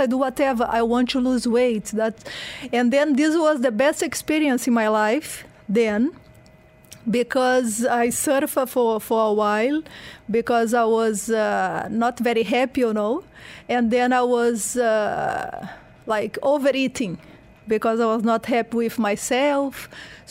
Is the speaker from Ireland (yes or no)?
no; Porto Alegre, Rio Grande do Sul, Brazil; English is a second language; moved away as an adult; also born or lived in Rio de Janeiro, Brazil / United Kingdom; now in Dubai, United Arab Emirates; I'm from Brazil. So then I born in Porto Alegre in the south. So I was doing all this crazy sport there.